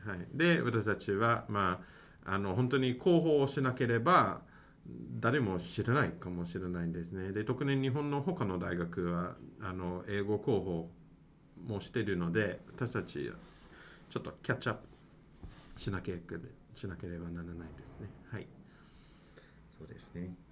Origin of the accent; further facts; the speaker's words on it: Mississauga, Ontario, Canada; Japanese is a second language; moved away as an adult; also born or lived in Osaka, Japan; now in Nagoya, Japan; 私はカナダから参りましたそうですね私はトロント、えーと、東の方ですねまあカナダ、まあ、本当にトロントではなくて、まあ、トロントのちょっと外の町、えーと、とミセサーガー市という市なんですが